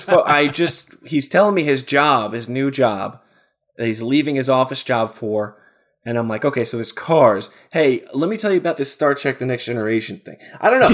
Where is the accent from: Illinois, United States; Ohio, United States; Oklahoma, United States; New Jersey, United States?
New Jersey, United States; my small state of New Jersey